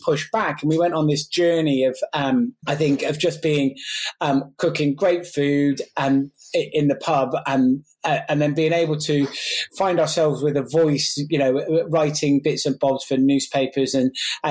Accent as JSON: {"language": "English", "area": "Gloucestershire", "region": "South West England", "country": "United Kingdom", "tie": "born or raised there", "said": "I grew up as from a single parent family in Glossop."}